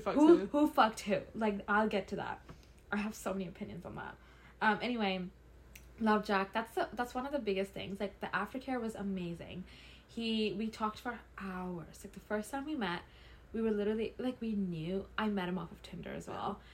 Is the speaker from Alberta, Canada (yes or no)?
yes; Calgary, Alberta, Canada; I'm from Calgary